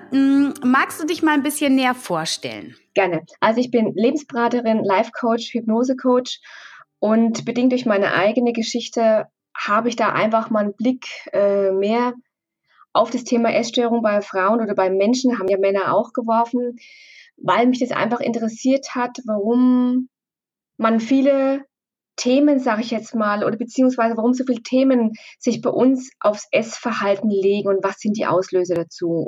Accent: Bavaria, Germany; wir kommen aus Oberfranken, sehr ländlich, da ist immer sehr gut gekocht worden

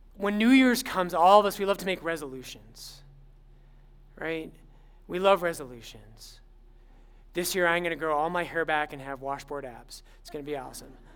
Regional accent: Littleton, Colorado, United States; I'm actually I'm from Littleton, but everyone thought I was from Boulder

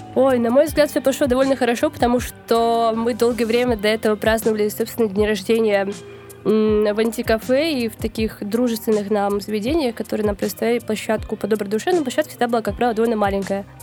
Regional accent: Novosibirsk, Novosibirsk Oblast, Russia; moved away; в моем родном городе Новосибирске

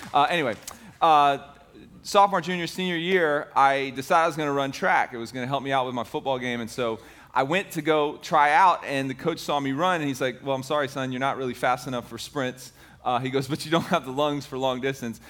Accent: Tampa, Florida, United States; I grew up in Ybor City. I don't know if you know Ybor City. It's the inner city portion of Tampa.

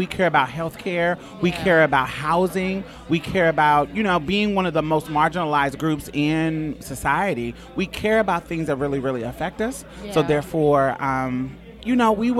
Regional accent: Houston, Texas, United States; I'm from Houston

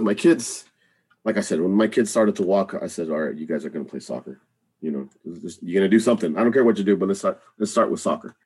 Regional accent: Rio Grande Valley, South Texas, United States; moved away as an adult; now in Austin, United States; I grew up in South Texas in the Rio Grande Valley

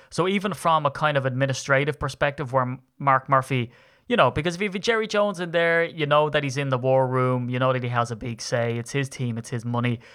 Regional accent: Ireland; I'm Irish

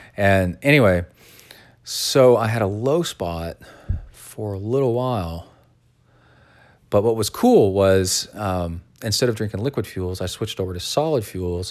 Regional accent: Texas, United States; growing up in Texas

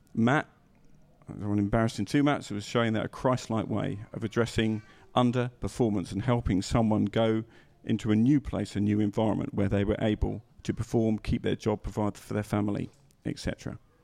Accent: England, United Kingdom; being English

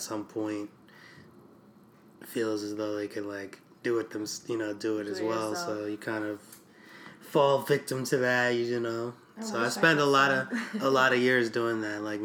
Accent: Poughkeepsie, New York, United States; moved away as an adult; now in New York City, United States; I grew up in Poughkeepsie, New York

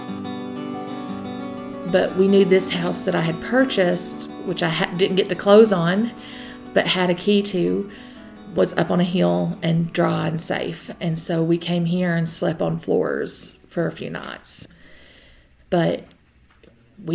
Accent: McRoberts, Kentucky, United States; now in Jenkins, United States; I'm originally from McRoberts, Kentucky. Recently moved to Jenkins, Kentucky

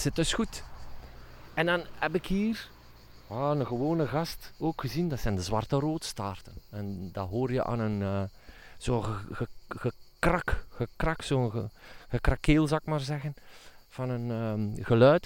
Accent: Flanders, Belgium; bij ons in Vlaanderen

